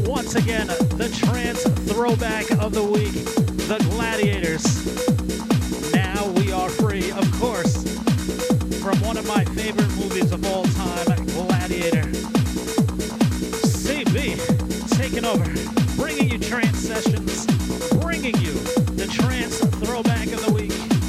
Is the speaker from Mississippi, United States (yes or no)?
no; New York City, New York, United States; I also gotta say what's up to everybody rocking out in my hometown, the Boogie Down. That's right, the BX.